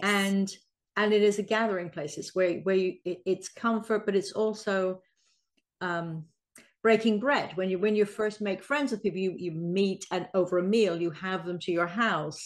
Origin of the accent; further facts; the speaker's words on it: England, United Kingdom; I'm English